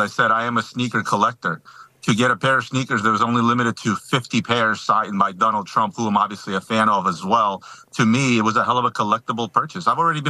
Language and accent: English; Ukraine; now in Philadelphia, United States; I'm actually originally from Ukraine. I'm an American. I'm a U.S. Army veteran.